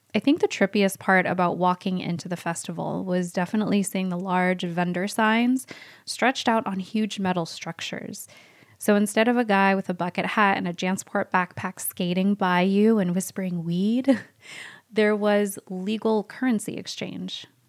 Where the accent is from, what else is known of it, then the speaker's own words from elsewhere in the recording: Bay Area, California, United States; growing up in the Bay Area